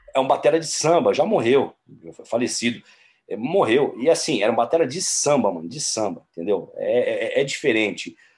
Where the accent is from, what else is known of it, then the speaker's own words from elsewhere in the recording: São Paulo, Brazil; aqui em São Paulo, como um bom paulistano